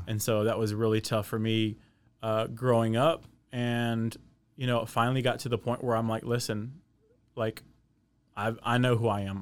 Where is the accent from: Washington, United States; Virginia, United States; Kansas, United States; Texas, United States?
Texas, United States; Waco; I'm from Waco. I grew up here in Waco.